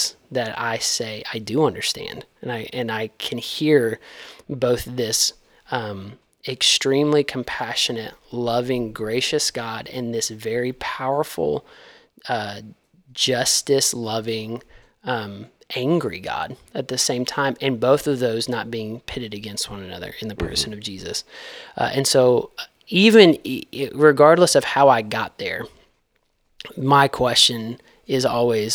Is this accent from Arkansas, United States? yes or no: yes; DeWitt, Arkansas, United States; I grew up in DeWitt, Arkansas